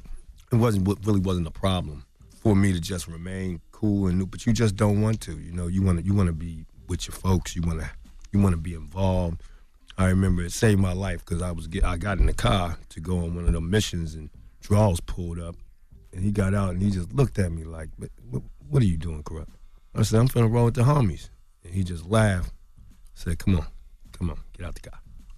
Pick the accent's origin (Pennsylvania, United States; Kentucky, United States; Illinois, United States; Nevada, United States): Pennsylvania, United States; Philadelphia; You know, because growing up in Philly, we have a different thing.